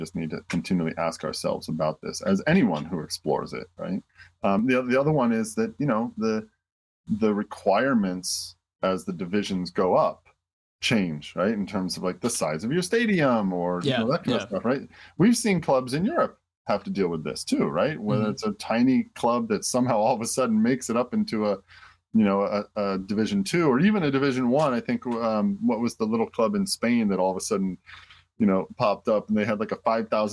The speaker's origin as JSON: {"language": "English", "town": "Detroit", "region": "Michigan", "country": "United States", "tie": "born or raised there", "said": "I grew up in Detroit"}